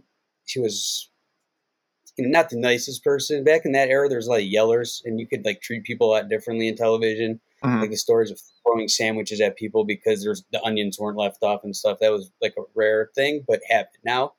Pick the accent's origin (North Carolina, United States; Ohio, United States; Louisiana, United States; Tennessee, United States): Ohio, United States; Cleveland; now in Las Vegas, United States; Basically, I moved from Cleveland when I was 18 years old. I was starting to get in a lot of trouble back then. And, I grew up in Cleveland, and I moved here and went to UNLV.